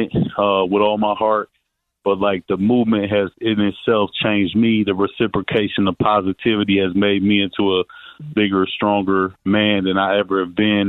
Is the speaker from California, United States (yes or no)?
no; Toledo, Ohio, United States; moved away; also born or lived in Florida; I'm from Toledo, Ohio